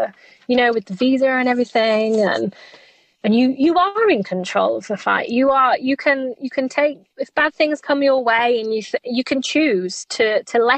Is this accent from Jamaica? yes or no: no; England, United Kingdom; I think I might die in the heat as an English person.